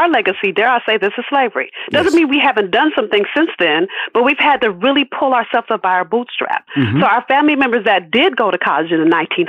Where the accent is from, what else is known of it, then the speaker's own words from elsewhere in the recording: Los Angeles, California, United States; And I'm from South Central LA. Let me keep it all the way real. If those of you that saw Boys in the Hood, I grew up probably 10 blocks from where they filmed that movie.